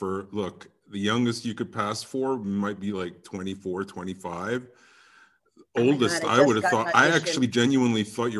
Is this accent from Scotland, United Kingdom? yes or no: no; London, United Kingdom; I grew up in London for 30 years straight. Went to an English school